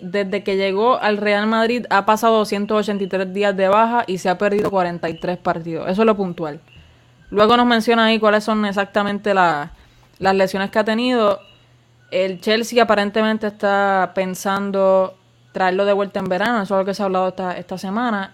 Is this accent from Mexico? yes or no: no; Puerto Rico; somos de Puerto Rico